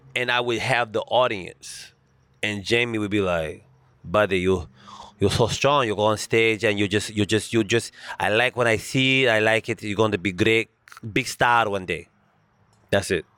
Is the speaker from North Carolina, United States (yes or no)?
yes; Charlotte, North Carolina, United States; accent: thick Southern drawl; moved away as an adult; now in Los Angeles, United States; I was born and raised in Charlotte, North Carolina